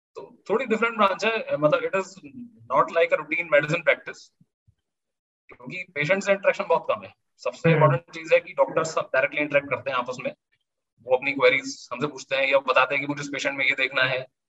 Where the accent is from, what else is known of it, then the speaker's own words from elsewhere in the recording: Moradabad, Uttar Pradesh, India; मुरादाबाद मेरा home town है